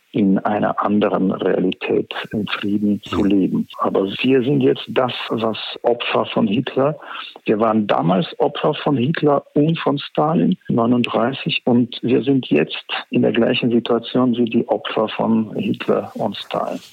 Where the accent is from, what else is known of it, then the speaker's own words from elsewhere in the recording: Ukraine; bei uns in der Ukraine